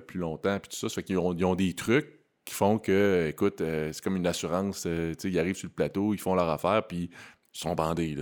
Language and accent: French; Quebec City, Quebec, Canada; je suis natif de Québec